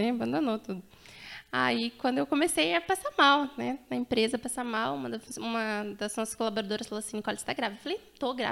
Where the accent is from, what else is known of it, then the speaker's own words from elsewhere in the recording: Rio Grande do Sul, Brazil; now in Cianorte, Brazil; sou natural do Rio Grande do Sul. Gaúcha, Tchê. Gaúcha. E atualmente estamos aí, Cianorte.